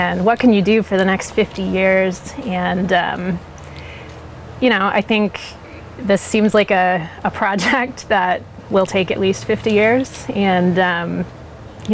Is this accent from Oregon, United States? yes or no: yes; Beaverton, Oregon, United States; moved away; also born or lived in Los Angeles / San Francisco; I'm from Beaverton originally